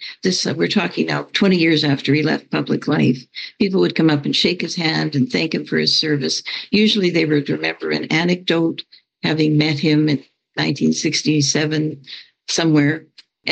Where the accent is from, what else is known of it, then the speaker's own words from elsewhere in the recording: Alberta, Canada; I grew up in Alberta, in definitely the most conservative province in Canada, just north of Montana